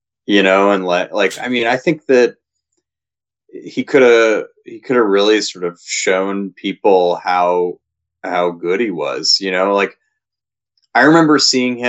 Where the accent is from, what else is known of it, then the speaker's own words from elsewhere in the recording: Ohio, United States; I'm from Ohio